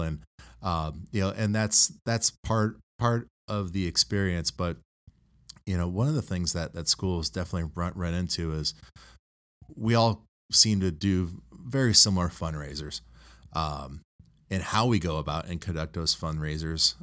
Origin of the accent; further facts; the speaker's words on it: Toledo, Ohio, United States; also born or lived in Sidney, Ohio; I grew up up here in the Toledo area